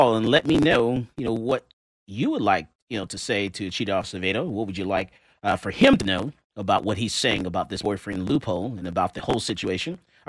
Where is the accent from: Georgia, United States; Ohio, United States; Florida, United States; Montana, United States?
Florida, United States; Fort Lauderdale; moved away; This is in my hometown, Broward County, Fort Lauderdale, Florida.